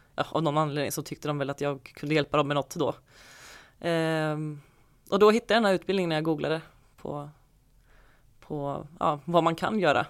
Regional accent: Falkenberg, Halland County, Sweden; moved away; Jag är uppvuxen i Falkenberg

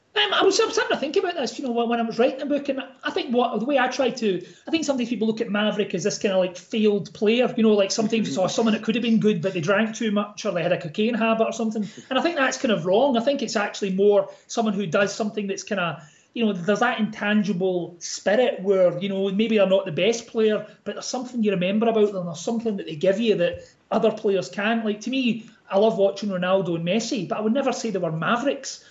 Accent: Glasgow, Scotland, United Kingdom; I'm from Glasgow

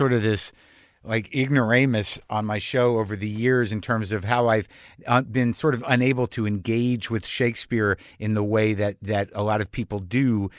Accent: United States

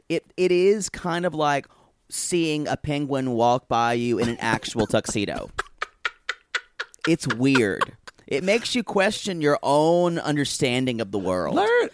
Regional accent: South Carolina, United States; moved away; where I grew up in South Carolina

